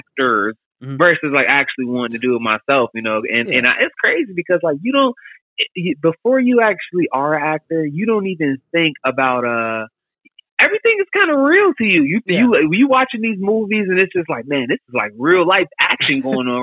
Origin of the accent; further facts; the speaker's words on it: Dolton, Illinois, United States; also born or lived in Chicago suburbs; I'm from Dalton, Illinois, man. I grew up there.